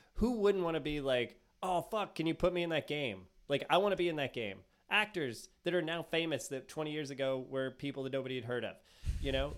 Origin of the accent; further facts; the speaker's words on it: United States; I'm American